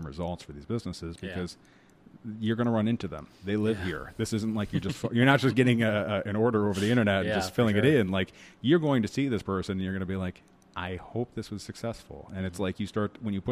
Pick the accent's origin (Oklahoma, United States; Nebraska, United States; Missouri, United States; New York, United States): New York, United States; Liverpool; also born or lived in Syracuse; I grew up in Liverpool. I went to Syracuse